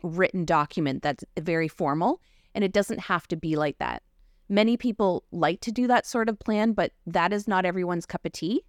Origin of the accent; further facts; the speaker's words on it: Kettle and Stony Point First Nation, Ontario, Canada; also born or lived in London, Ontario / North Bay, Ontario / Kenora, Ontario; now in Kincardine, Canada; I grew up in Kettle and Stony Point, First Nation